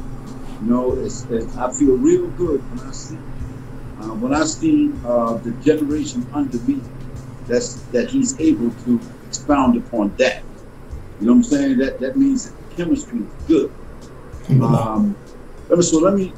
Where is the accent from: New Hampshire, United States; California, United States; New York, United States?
New York, United States; New York City; also born or lived in Harlem, New York; I'm from Harlem, raised in Brooklyn